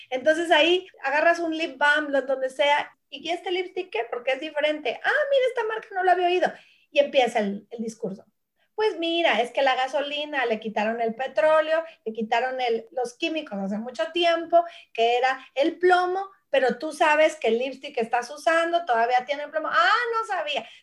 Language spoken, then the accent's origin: Spanish; Mexico; moved away as an adult; now in Australia; ya es un viaje de 18 años más, tiempo que llevo yo, eh, ya que emigramos a este país de México, mi esposo y yo, mi familia